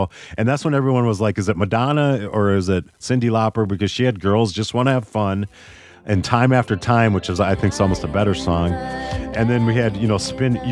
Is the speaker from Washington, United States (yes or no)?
no; Minneapolis, Minnesota, United States; growing up in Minneapolis that year, 84